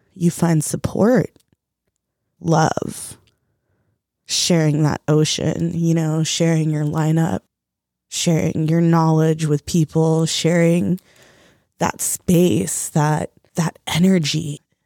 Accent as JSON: {"language": "English", "country": "United States", "also_born_or_lived": "Mexico / El Salvador", "said": "I'm American, I'm Mexican, I'm Salvadorian"}